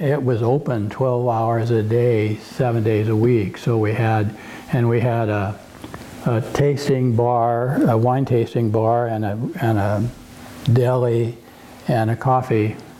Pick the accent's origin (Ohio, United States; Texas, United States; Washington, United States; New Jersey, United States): Washington, United States; Yakima; now in Oregon, United States; I grew, I grew up in Yakima